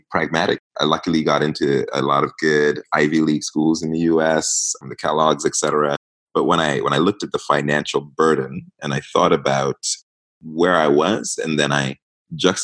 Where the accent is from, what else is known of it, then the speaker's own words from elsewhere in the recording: Kenya; moved away as an adult; also born or lived in Uganda / Ghana (parents' origin); now in Canada; I was born in Kenya, however, and I actually grew up in Uganda, between Uganda and Kenya.